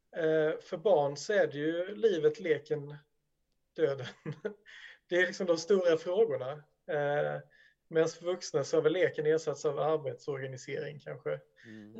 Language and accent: Swedish; Sweden; som svensk